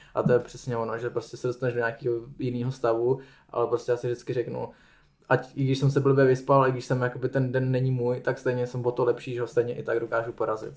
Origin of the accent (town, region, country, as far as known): Czechia